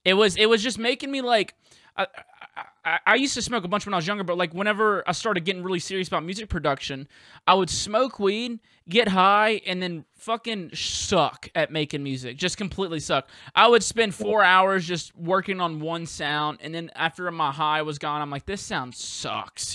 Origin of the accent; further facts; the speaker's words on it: Southern US, United States; accent: Southern; my Southern accent comes out even fucking more